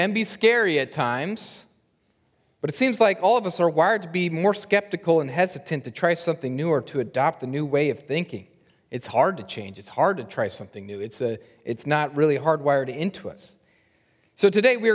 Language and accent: English; Lincoln, Nebraska, United States; I grew up in Lincoln, Nebraska